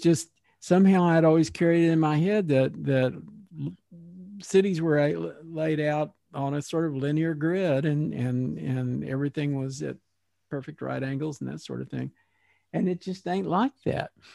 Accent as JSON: {"language": "English", "region": "Texas", "country": "United States", "tie": "born or raised there", "moved": "yes", "said": "I have lived away from Texas, and I have, like, uprooted from my hometown where I had pretty deep roots"}